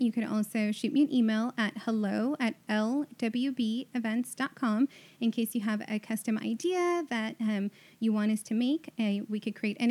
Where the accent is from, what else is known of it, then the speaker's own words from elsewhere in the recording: Houston, Texas, United States; I was born and raised in Houston, so I'm super Southern in that way